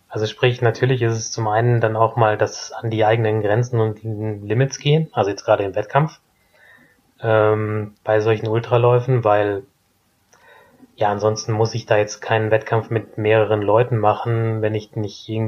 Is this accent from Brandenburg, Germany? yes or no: no; Herford, North Rhine-Westphalia, Germany; in Elverdissen oder Herford, also kleines Dorf daneben.